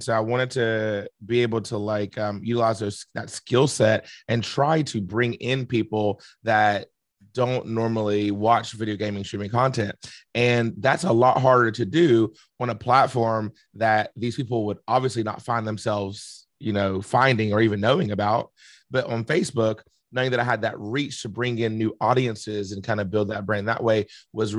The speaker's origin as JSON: {"language": "English", "town": "South Charleston", "region": "West Virginia", "country": "United States", "tie": "born or raised there", "said": "born and raised in Charleston, West Virginia, more specifically South Charleston."}